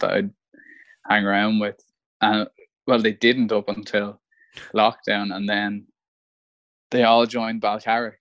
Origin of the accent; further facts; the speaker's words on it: Malahide, Leinster, Ireland; I'm from Malahide